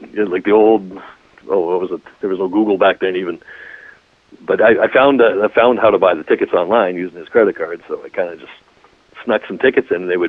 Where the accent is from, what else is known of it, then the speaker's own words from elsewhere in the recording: Winnipeg, Manitoba, Canada; also born or lived in Saskatchewan; I was born in Winnipeg, but then he got transferred to Saskatchewan, then he got transferred back to Winnipeg again, like all through my school years, right?